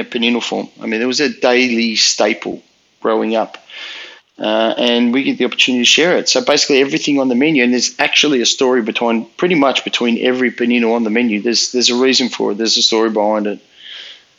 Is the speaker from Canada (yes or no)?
no; Melbourne, Victoria, Australia; I grew up in the western suburbs of Melbourne.